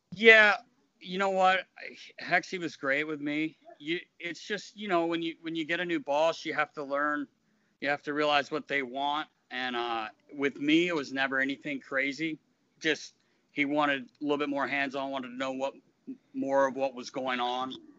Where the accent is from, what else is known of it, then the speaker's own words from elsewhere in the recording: North Carolina, United States; moved away; I grew up in North Carolina